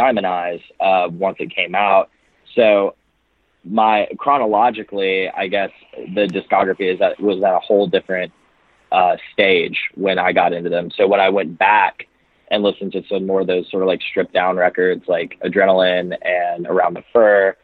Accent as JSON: {"language": "English", "region": "Alabama", "country": "United States", "moved": "as an adult", "lives_now": "Nashville, United States", "said": "I'm originally from Alabama and moved up to Nashville area about like almost four and a half years ago to start school"}